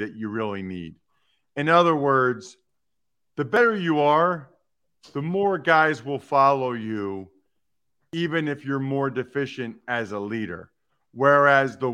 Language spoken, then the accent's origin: English; Reading, Pennsylvania, United States; I'm from Reading, grew up a diehard Eagles fan